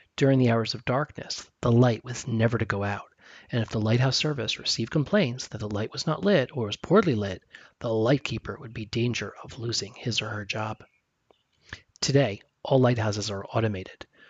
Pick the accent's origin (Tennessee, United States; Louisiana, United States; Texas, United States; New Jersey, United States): New Jersey, United States; moved away; I grew up in New Jersey